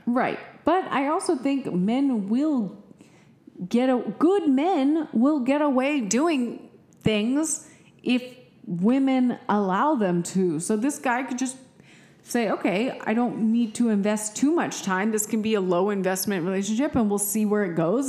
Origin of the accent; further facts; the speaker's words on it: Austin, Texas, United States; we are from Austin